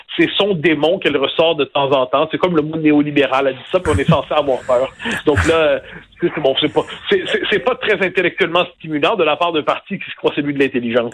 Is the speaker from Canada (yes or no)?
yes; Quebec, Canada